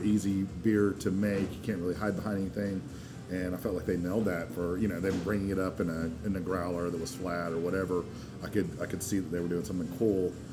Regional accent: Asheville, North Carolina, United States; also born or lived in Edinburgh, Scotland; we moved to Asheville when I was only two months old, so I've been in North Carolina ever since

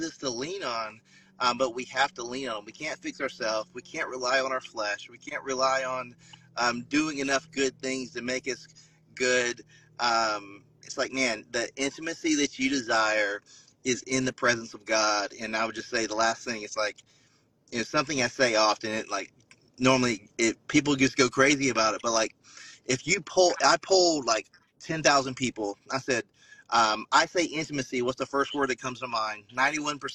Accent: South Carolina, United States; growing up in South Carolina

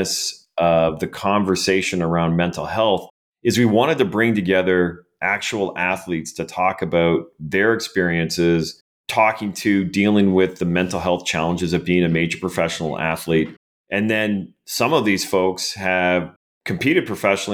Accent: Canada; accent: Canadian; my Canadian accent

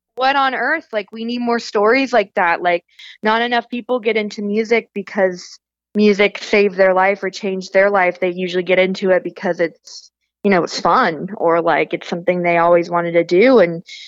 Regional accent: Northern California, United States; I grew up as a pastor's kid in Northern California

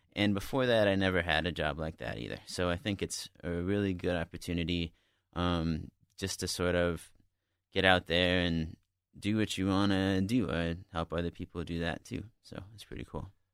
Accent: Montana, United States; moved away; I'm from Montana

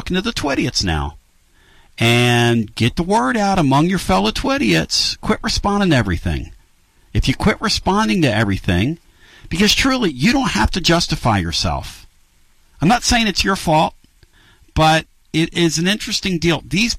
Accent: Northeast, United States; moved away; I grew up in the Northeast

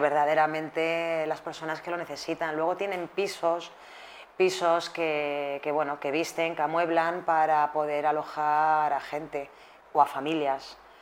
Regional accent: Spain

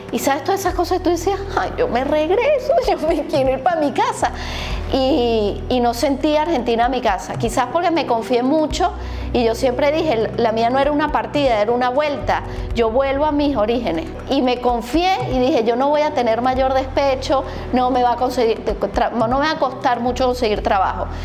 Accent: Venezuela; Yo soy venezolana, hija de padres argentinos que se fueron en el 76, 77 a vivir a Venezuela hasta que nacieran mis hijos. Fui la única venezolana una familia inmensa de argentinos de ambos lados.

